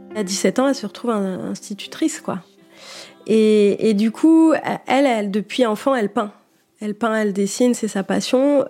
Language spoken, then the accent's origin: French; Niort, Nouvelle-Aquitaine, France; Ma mère m'inscrit euh, au conservatoire de Niort, euh, où j'étudie pendant quelques années